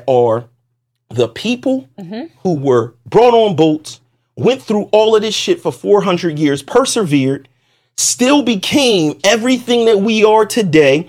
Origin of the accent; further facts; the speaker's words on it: Puerto Rico; also born or lived in South Carolina; I'm Puerto Rican